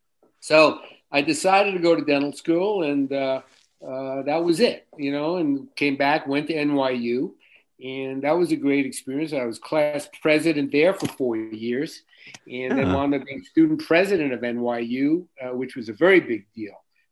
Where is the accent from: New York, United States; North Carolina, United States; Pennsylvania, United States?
New York, United States; New York City; I grew up in Forest Hills, Queens, New York, in a little middle class area.